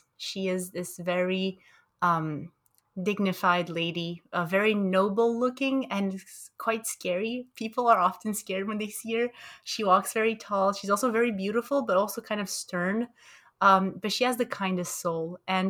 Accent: Montreal, Quebec, Canada; also born or lived in Romania; I think I tend to emphasize the bridges between my origins in Romania and my, you know, growing up in Montreal, in Canada.

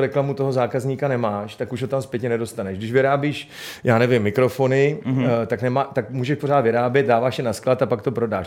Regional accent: Prague, Czechia; já jsem vyrůstal v paneláku na Novodvorský

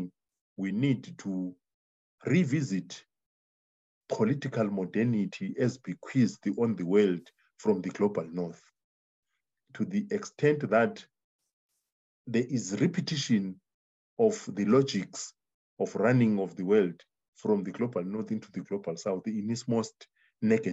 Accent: Zimbabwe; I come from Zimbabwe.

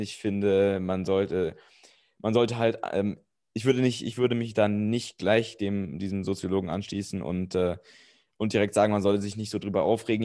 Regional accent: Germany; als Deutscher

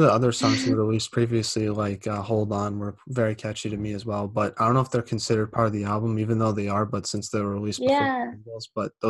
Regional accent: New England, United States; I'm from New England, so it probably is.

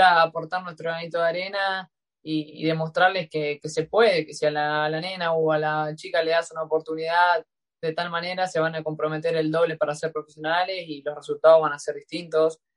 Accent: Rosquín, Santa Fe, Argentina; moved away; en el club Juventud Unida de Rosquín Club, de donde es mi pueblo, que es Rosquín

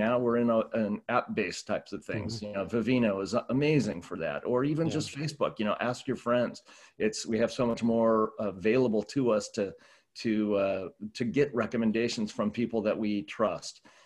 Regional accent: Southern California, United States; I grew up in Southern California

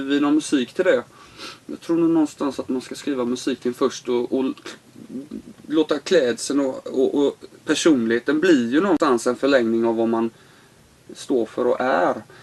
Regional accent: Sweden; also born or lived in Los Angeles, United States

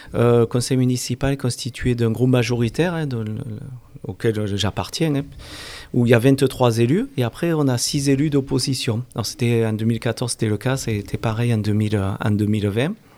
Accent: Alès, Occitania, France; also born or lived in Montpellier; je suis alésien à la base. Hein. Je suis né à Alès, à Saint-Christol depuis quand j'avais l'âge de 5 ans sur Saint-Christol

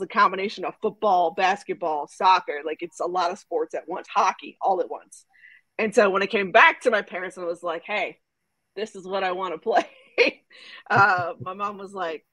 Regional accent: Georgia, United States; also born or lived in Houston, Texas / Dallas, Texas; born in Houston, raised in Dallas. I l moved to Georgia when I was like a kid, like elementary school. I've been right outside the Metro Atlanta area since then

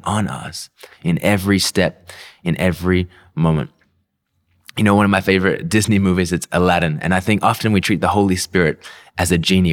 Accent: Melbourne, Victoria, Australia; accent: confused, messed up, weird accent; moved away as an adult; now in Philippines; I was born and raised in, in Melbourne, Australia.

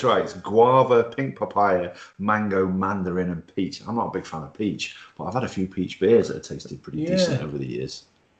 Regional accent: Wales, United Kingdom; I'm Welsh. I'm followed Wales.

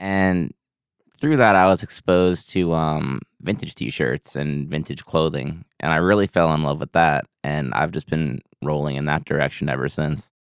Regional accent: Lake Grove, New York, United States; moved away as an adult; now in Boston, United States; born and raised in Long Island, New York

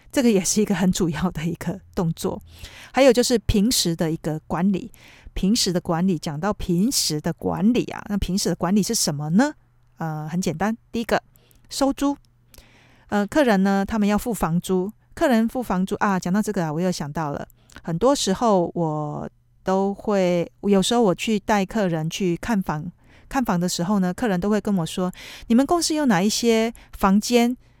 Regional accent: Taiwan; now in Tokyo, Japan; 我们台湾人

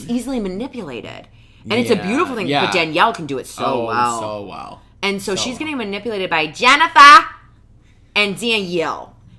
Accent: the North, Northeast, United States; now in Southern United States; I'm a Northerner, we're both Northerners, but we live in the South, we're transplant dirty Yankees, as people will call us down here.

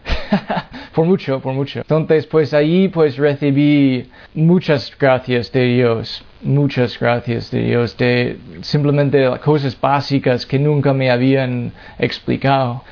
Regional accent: Massachusetts, United States; Spanish is a second language; moved away; yo soy de Massachusetts, en Estados Unidos, y me he criado en una familia no católico

